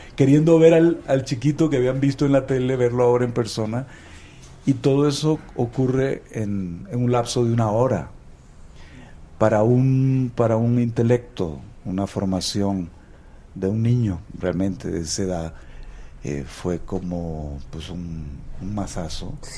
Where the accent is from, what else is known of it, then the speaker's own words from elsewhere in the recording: Nicaragua; todos los nicaragüenses nacemos vacunados